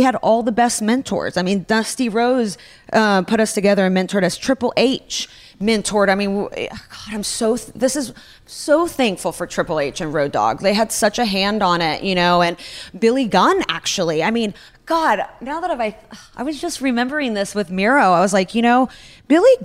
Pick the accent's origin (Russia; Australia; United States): Russia; moved away; I grew up in Russia.